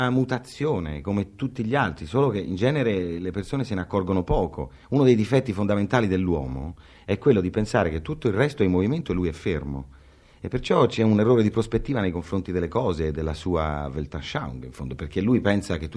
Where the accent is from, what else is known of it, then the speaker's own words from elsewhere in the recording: near Grosseto, Tuscany, Italy; anche Grosseto, meglio, io sono nata nei paraggi.